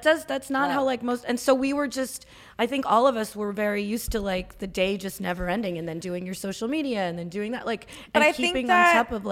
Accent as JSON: {"language": "English", "region": "New Jersey", "country": "United States", "tie": "born or raised there", "also_born_or_lived": "Los Angeles", "moved": "as an adult", "lives_now": "New York, United States", "said": "I grew up in New Jersey and hung out in New York a lot"}